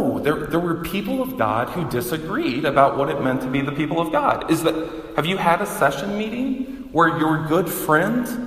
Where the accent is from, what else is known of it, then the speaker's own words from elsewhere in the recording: the South, United States; moved away; I grew up in the South